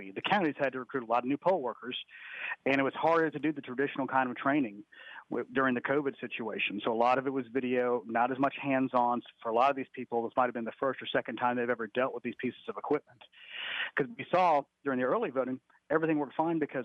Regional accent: Sandy Springs, Georgia, United States; Sandy Springs Library in my hometown.

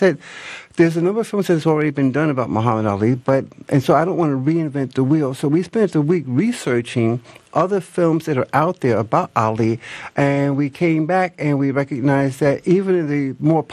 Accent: New York, United States; now in Atlanta, United States; I'm originally from Harlem, New York, but I was here in the city of Atlanta

